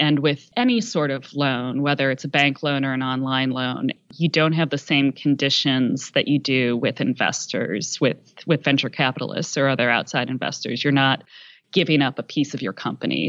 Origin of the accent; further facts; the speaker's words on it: Philadelphia, Pennsylvania, United States; I'm from the Philadelphia area